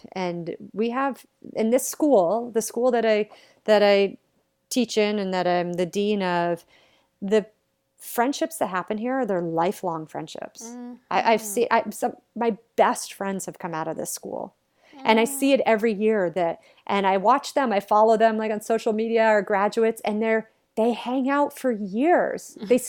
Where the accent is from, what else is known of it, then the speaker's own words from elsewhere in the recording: New England, United States; I'm like this girl from New England, like growing up in a very regular American household